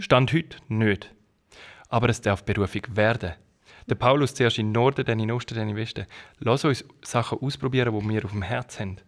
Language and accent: German; Switzerland; moved away; also born or lived in Kenya; als Schweizer